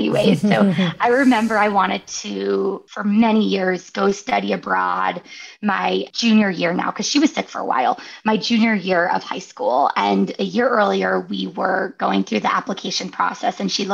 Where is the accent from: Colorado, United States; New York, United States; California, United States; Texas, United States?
California, United States; Northern; I grew up in Northern California where there's like stunning views of San Francisco